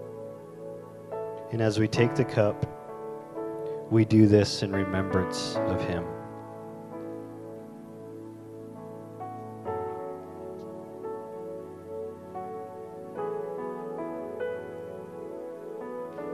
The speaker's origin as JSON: {"language": "English", "country": "Canada", "said": "as a Canadian"}